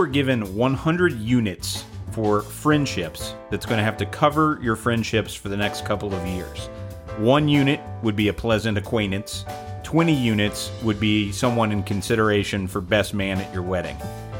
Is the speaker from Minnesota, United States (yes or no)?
no; Atlanta, Georgia, United States; I'm from Atlanta, Georgia.